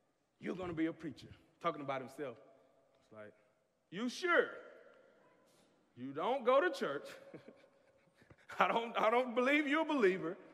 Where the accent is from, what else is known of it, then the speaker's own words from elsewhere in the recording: the South, United States; growing up in the South